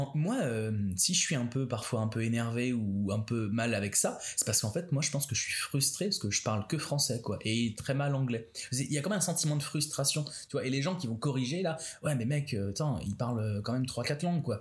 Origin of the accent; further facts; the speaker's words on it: France; moved away as an adult; now in Canada; on est français